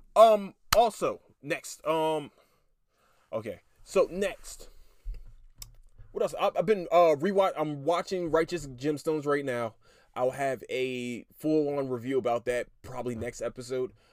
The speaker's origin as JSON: {"language": "English", "town": "Philadelphia", "region": "Pennsylvania", "country": "United States", "tie": "born or raised there", "said": "I'm from Philadelphia, Pennsylvania"}